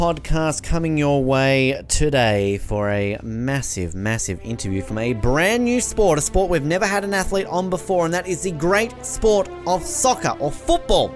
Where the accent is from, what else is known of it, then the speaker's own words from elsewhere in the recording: Australia; I'm Australian